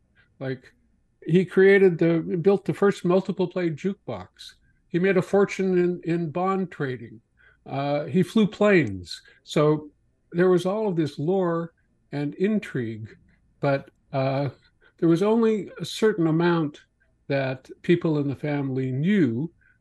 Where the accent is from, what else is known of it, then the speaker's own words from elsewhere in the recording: Morden, Manitoba, Canada; moved away; my hometown paper, the Morden Times